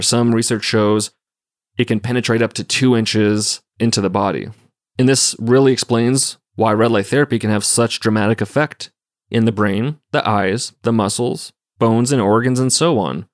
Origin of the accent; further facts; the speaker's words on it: Montana, United States; we're growing up in Montana